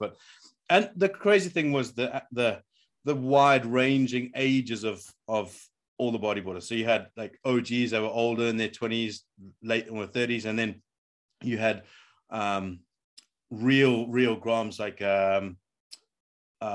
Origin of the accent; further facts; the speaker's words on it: Durban, KwaZulu-Natal, South Africa; I grew up in Durban in that era.